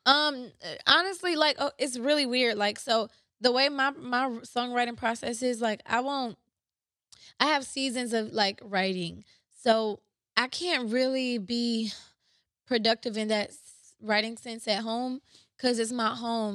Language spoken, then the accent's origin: English; Ypsilanti, Michigan, United States; I was born and raised in Ypsi